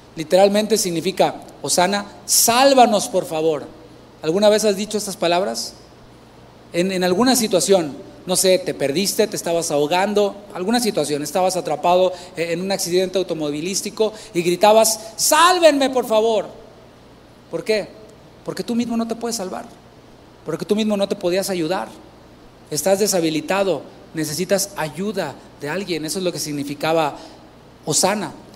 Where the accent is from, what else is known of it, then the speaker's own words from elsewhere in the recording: Tampico, Tamaulipas, Mexico; yo soy de Tampico, Tamaulipas